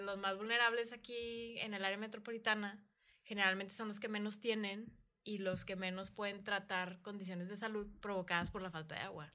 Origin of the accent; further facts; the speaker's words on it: Monterrey, Nuevo León, Mexico; soy una mujer regia